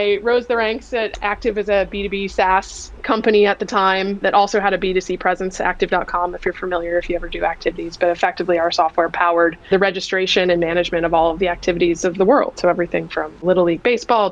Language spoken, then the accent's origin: English; Virginia, United States; moved away as an adult; now in California, United States; I grew up in Virginia. I'm an East Coaster, a recovering East Coaster who's now been in California for a really long time.